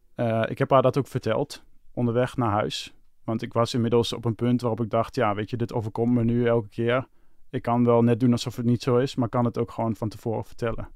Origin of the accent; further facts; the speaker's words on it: Hengelo, Overijssel, Netherlands; moved away as an adult; now in Amsterdam, Netherlands; mijn verhaal begint in Hengelo. Dat is waar ik geboren ben. En Hengelo had ik eh, een vriendin. Daar woonde ik mee samen